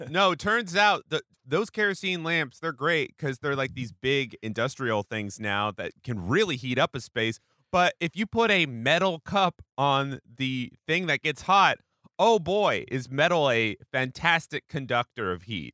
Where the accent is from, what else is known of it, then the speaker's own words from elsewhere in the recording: Pacific Northwest, United States; I grew up in the Pacific Northwest